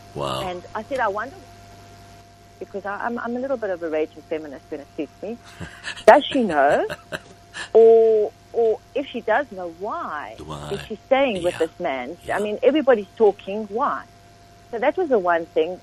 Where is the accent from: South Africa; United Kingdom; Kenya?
South Africa; Johannesburg, Gauteng; moved away as an adult; also born or lived in Pretoria / Cape Town; now in Stellenbosch, South Africa; So Johannesburg is my first memory